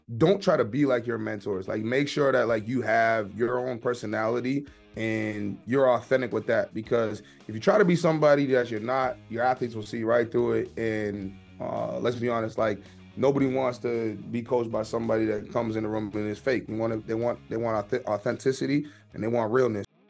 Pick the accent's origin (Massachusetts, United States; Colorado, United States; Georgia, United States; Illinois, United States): Massachusetts, United States; Boston; moved away as an adult; also born or lived in Stoughton, Massachusetts / Maine; I was born and raised in Boston, went to high school outside the city, um, at a high school called Stoughton High